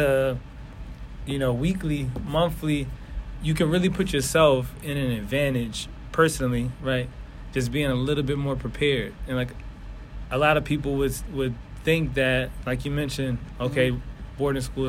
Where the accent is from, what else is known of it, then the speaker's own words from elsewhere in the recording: Philadelphia, Pennsylvania, United States; I'm from North Philly, so nowhere in Philly take me more than 10, 15 minutes.